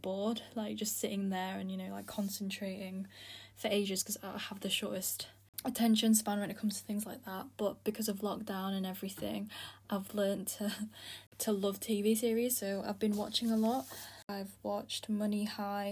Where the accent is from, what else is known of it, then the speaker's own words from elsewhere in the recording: Philippines; now in United Kingdom; I'm from the Philippines, but I live in the UK